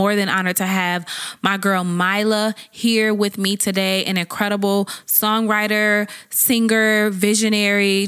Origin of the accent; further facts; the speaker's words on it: Midwest, United States; I'm a Midwest girl too